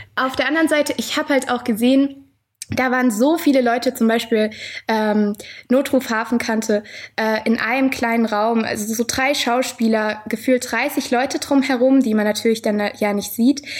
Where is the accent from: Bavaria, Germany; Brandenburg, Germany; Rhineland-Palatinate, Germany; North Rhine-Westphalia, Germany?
Rhineland-Palatinate, Germany; Mainz; ich bin tatsächlich auch in Mainz geboren.